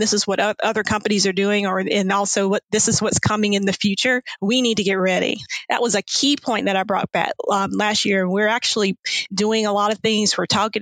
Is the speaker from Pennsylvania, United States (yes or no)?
no; South Carolina, United States; accent: Southern; also born or lived in Colorado Springs; as you can tell from my accent, I am from the South. I'm from South Carolina.